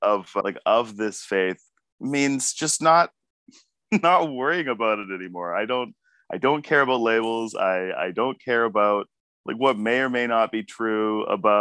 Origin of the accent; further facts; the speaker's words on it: Abbotsford, British Columbia, Canada; also born or lived in Vancouver; I was growing up in Abbotsford, you know, very Christian town